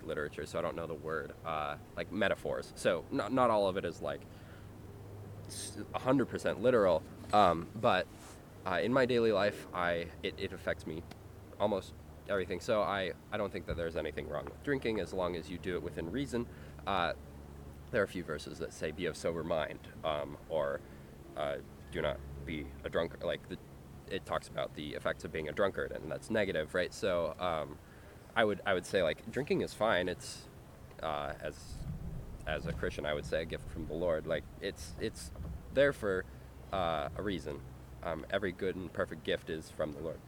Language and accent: English; Northern California, United States; now in San Diego, United States; I'm from Northern California